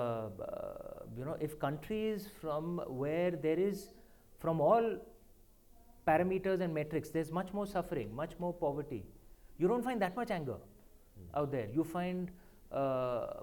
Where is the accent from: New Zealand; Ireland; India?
India; moved away as an adult; now in London, United Kingdom; as an Indian